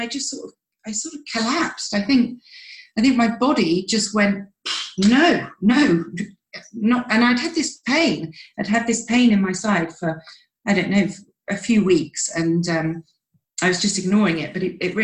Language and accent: English; United Kingdom; We're massive tea drinkers. We're British